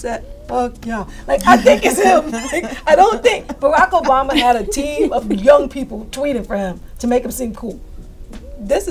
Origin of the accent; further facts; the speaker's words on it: New York City, New York, United States; I'm from East New York